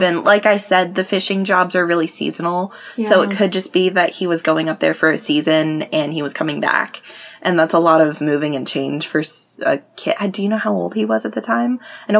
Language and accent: English; King County, Washington, United States; now in Pierce County, Washington, United States; I grew up in King County, and we would drive to Pierce County to go, like, off-roading every weekend.